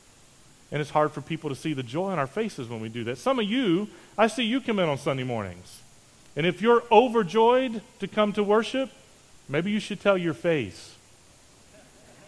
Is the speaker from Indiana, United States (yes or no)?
no; Charleston, West Virginia, United States; moved away; I grew up in West Virginia, just outside of Charleston, and from here to the place that I grew up is about 850 miles